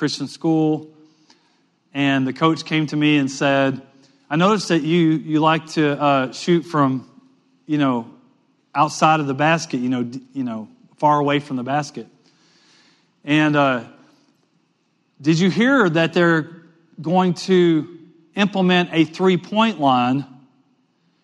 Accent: Western Louisiana, United States; I grew up in Western Louisiana

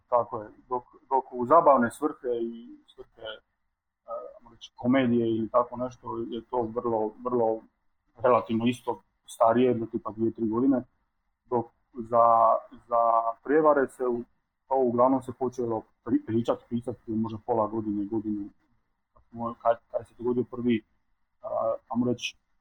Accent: Split, Split-Dalmatia County, Croatia; dolazim iz Splita

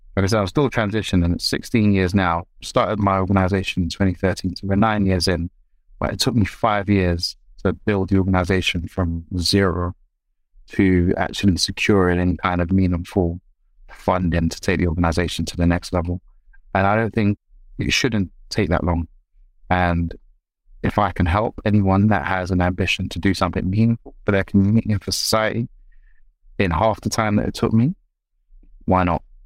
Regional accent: London, United Kingdom; I was raised in South London.

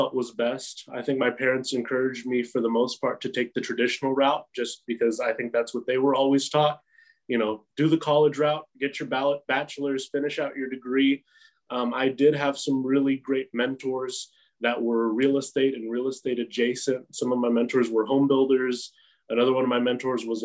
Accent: Midland, Texas, United States; also born or lived in The Woodlands, Texas; I was raised here in Midland. I started kindergarten here in Midland

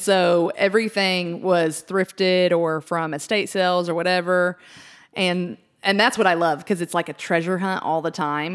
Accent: Wichita Falls, Texas, United States; our hometown

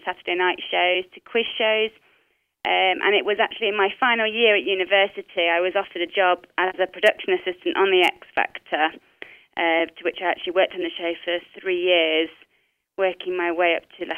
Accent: Nottinghamshire, East Midlands, United Kingdom; I grew up in a place called Nottinghamshire, which is in the middle of the United Kingdom

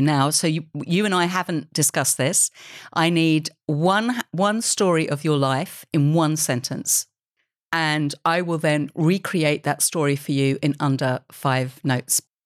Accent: United Kingdom; I love being a British creator.

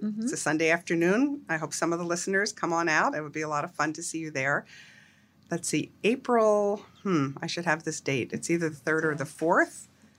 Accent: Pennsylvania, United States; I grew up outside of Philadelphia.

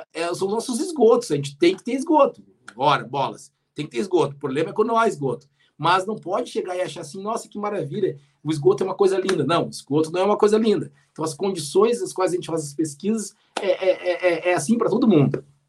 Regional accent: Rio Grande, Rio Grande do Sul, Brazil; quando eu era pequeno, lá em Rio Grande, lá na Praia do Cassino

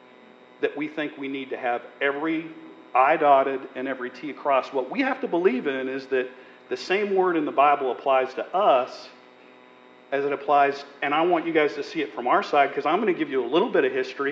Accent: Montana, United States; I was born and raised in Montana, a very, very small town

